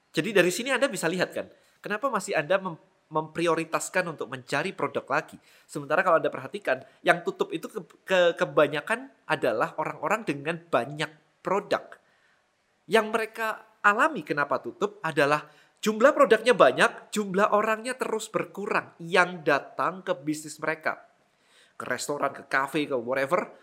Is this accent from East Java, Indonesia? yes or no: yes; Malang, East Java, Indonesia; di kota saya di Malang nggak ada sama sekali jadi kalau mau beli suplemen saya harus ke Surabaya